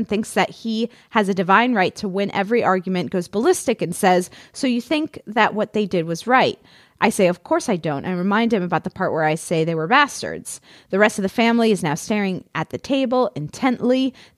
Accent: New York City, New York, United States; moved away as an adult; now in London, United Kingdom; So, my brother and I were born and brought up in New York City. He moved to Pennsylvania and then Florida as an adult, and I moved to London.

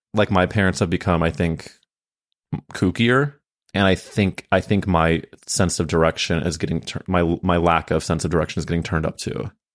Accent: Midwest, United States; I'm from the Midwest

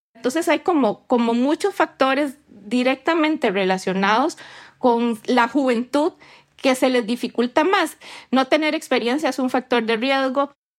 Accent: Puerto Rico; tengo 26 años y soy de Puerto Rico.

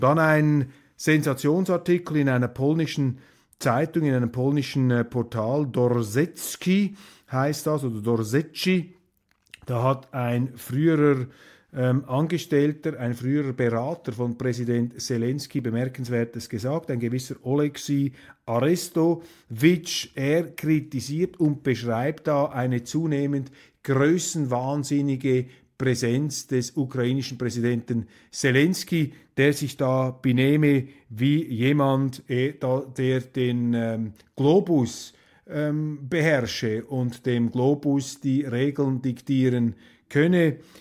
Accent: Switzerland; als Schweizer

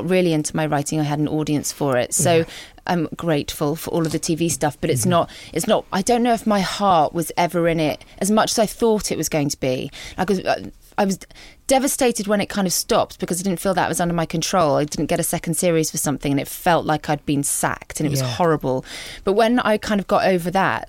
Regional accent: Guernsey; moved away as an adult; the whole time I was growing up on Guernsey

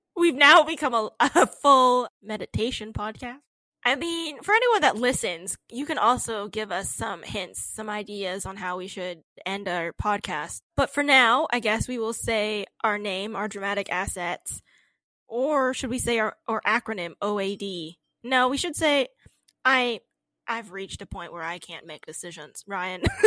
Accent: Canada; we're Canadian

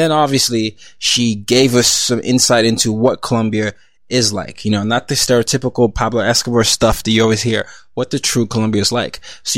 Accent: Nigeria; And not just because as a Nigerian, it means so much to me, because it, you know, it talks about the continent and, you know, African diaspora.

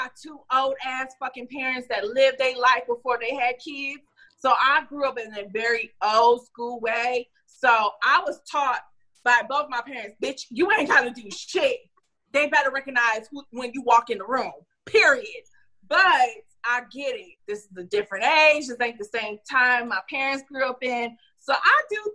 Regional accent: Detroit, Michigan, United States; I'm from Detroit

